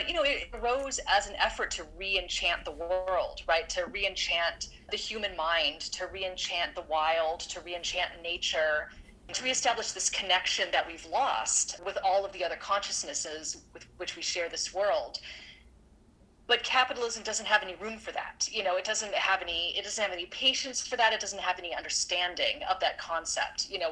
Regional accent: Orange County, California, United States; moved away as an adult; I grew up in Orange County, California, which has a huge, huge evangelical population. And that was kind of what I was immersed in for the first 18 years of my life

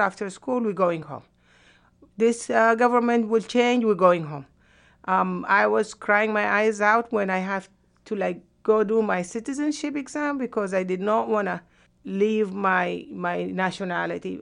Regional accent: Sudan; moved away as an adult; also born or lived in Yemen; now in United States

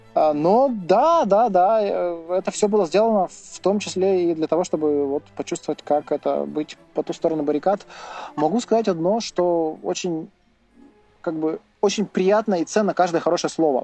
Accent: Verkhnyaya Pyshma, Sverdlovsk Oblast, Russia; я из Верхней Пушны

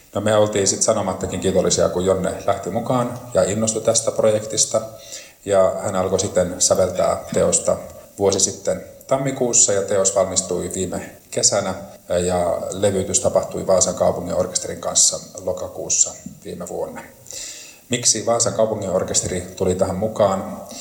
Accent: Lieksa, North Karelia, Finland; Itse olen lähtöisin Lieksasta ja asun siellä

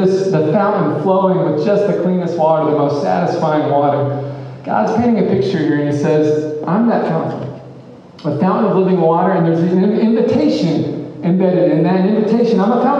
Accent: Memphis, Tennessee, United States; I grew up in Memphis, and I've not traveled ever in the world.

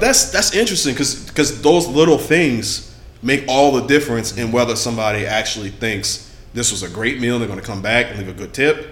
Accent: Louisiana, United States; I'm from Louisiana

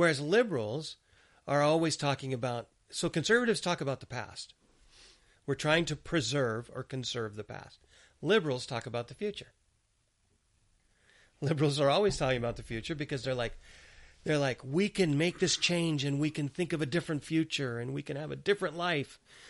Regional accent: Gaza, Gaza Strip, Palestine; born there; I'm a citizen of Gaza. I was born in Gaza Strip and I'm a Palestinian.

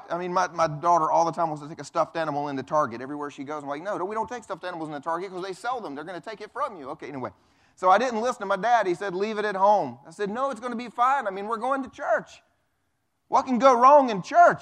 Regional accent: the Bible Belt, United States; I grew up, I grew up here in the Bible Belt going to church

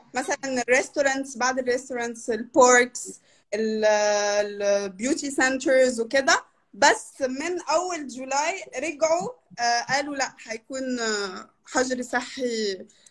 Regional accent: Brazil; هي أكبر بلد في في أمريكا اللاتينية وخامس أكبر بلد في العالم واحنا تقريبا 200 مليون نسمة

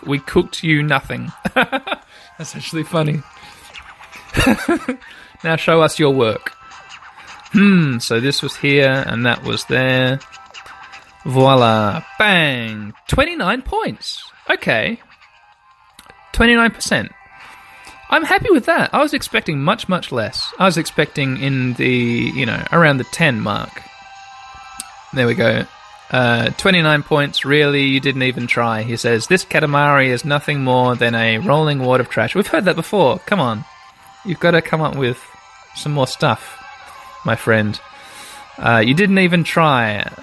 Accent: Australia; growing up in Australia

